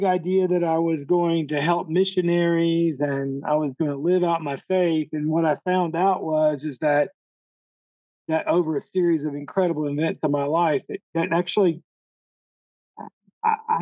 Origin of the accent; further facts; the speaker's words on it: Monroe, Georgia, United States; first language English; moved away as an adult; also born or lived in Atlanta, Georgia; now in Costa Rica; I grew up a little outside of Atlanta, east of Atlanta, a little town called Monroe, Georgia, right next to Athens, Georgia